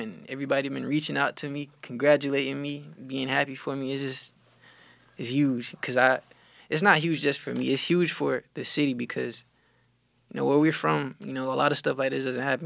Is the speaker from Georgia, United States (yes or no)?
yes; Cordele, Georgia, United States; moved away; I'm from Cordial, Georgia